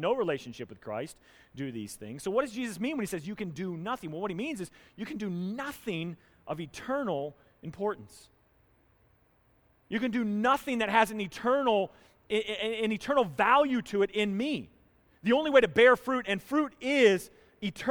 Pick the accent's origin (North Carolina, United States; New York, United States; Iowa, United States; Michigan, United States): North Carolina, United States; moved away; Where I grew up down in North Carolina